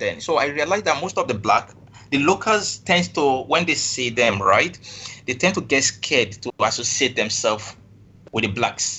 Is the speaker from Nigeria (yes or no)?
yes; Lagos, Nigeria; moved away as an adult; now in Kuala Lumpur, Malaysia; I was born and bred in Lagos. So basically, I lived all my life in Lagos. I grew up in Lagos. And for those from Lagos, they have a dialect. The language spoken there is Yoruba. So I also do speak Yoruba very well.